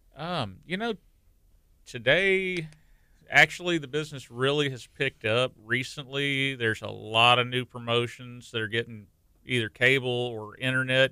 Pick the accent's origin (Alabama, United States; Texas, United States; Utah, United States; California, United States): Texas, United States; La Marque; I grew up in Lamarck